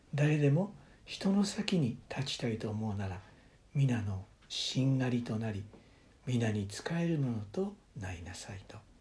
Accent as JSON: {"language": "Japanese", "country": "Japan", "tie": "born or raised there", "also_born_or_lived": "United States", "moved": "as an adult", "said": "日本の教会で育てられ"}